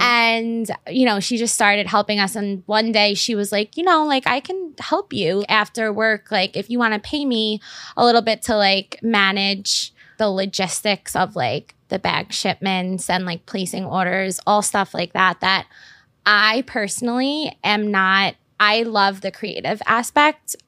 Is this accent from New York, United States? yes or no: yes; New York City, New York, United States; I grew up in Staten Island